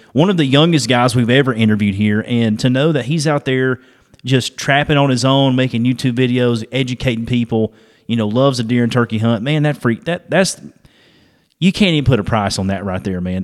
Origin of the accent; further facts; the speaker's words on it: Dalton, Georgia, United States; where I'm from. I'm from Georgia, so we're you know northwest Georgia area, Dalton area.